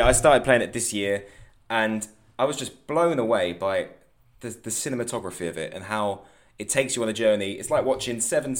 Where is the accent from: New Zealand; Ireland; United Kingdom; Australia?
United Kingdom; England; I'm from England